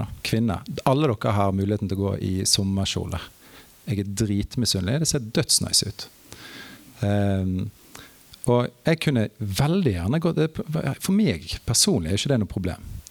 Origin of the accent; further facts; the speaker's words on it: Norway; Jeg som nordmann